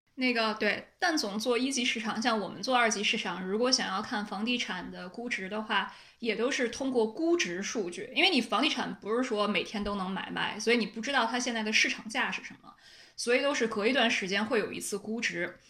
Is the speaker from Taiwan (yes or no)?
no; Beijing, China; accent: Beijing accent; 我有北京腔